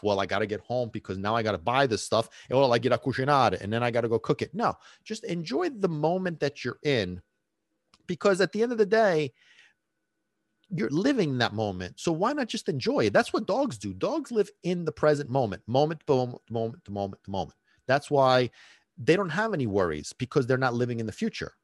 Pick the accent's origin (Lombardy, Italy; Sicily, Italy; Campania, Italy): Sicily, Italy; moved away; I grew up in Sicily for a big chunk of time.